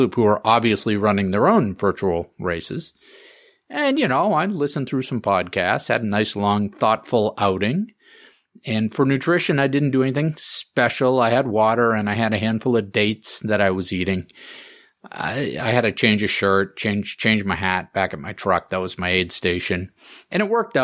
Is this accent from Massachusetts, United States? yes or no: yes; Groton, Massachusetts, United States; my hometown of Groton